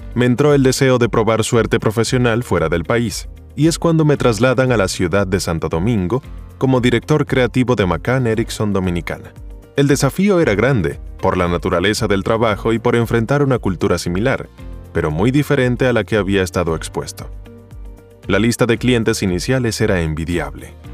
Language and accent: Spanish; Caracas, Capital District, Venezuela; Nací el 2 de diciembre de 1952 en Caracas, Venezuela. Soy de El Paraíso